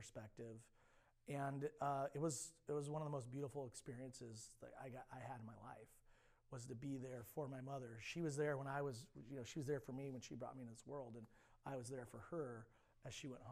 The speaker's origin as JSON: {"language": "English", "town": "Alameda", "region": "California", "country": "United States", "tie": "born or raised there", "also_born_or_lived": "Central Coast, California", "said": "I was born and raised in the Bay Area, specifically a little island called Alameda, which is in the East Bay"}